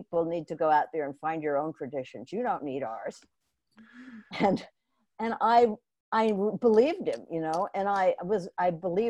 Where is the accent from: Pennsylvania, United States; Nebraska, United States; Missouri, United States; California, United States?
Nebraska, United States; Omaha; I mean, but actually it began when I was a kid and I grew up in Omaha, Nebraska.